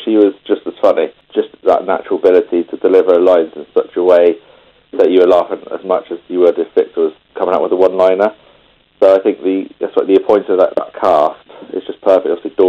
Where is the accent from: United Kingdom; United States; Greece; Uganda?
United Kingdom; West Country, South West England; actually I'm from the West Country, so it wasn't too bad.